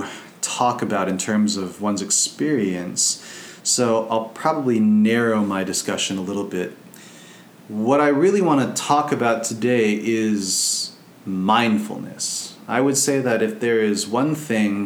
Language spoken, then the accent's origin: English; United States; as an American